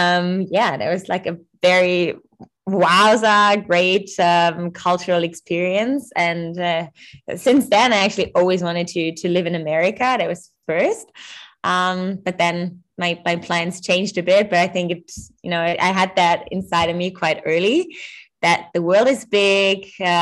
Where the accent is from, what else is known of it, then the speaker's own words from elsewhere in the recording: Germany; English is a second language; But let's say Germans are really efficient people. Like, we're really reliable.